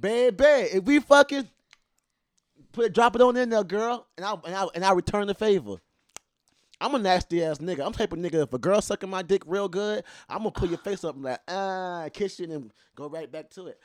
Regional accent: the Deep South, United States; I am from the South, the Deep South. I am from Hoodoo country

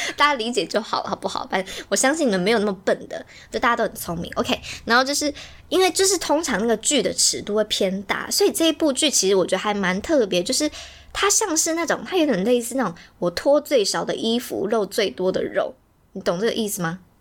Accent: Taiwan; 所以身为一个台湾人，就是也是中华元素的人

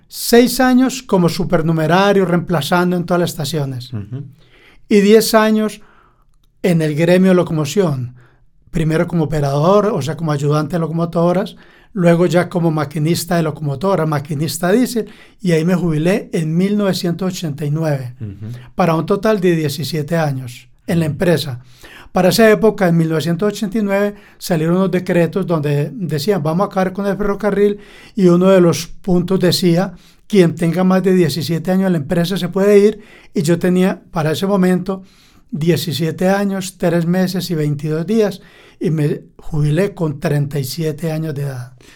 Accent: Caracolí, Antioquia, Colombia; Yo nací en Caracolí y el amor por los trenes nace desde niño porque salía a vender a los trenes

